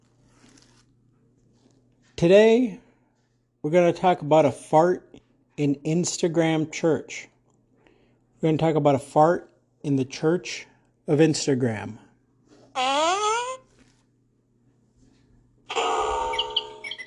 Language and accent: English; United States; I am in America, I'm in Arizona, and I'm unapologetically American, American pride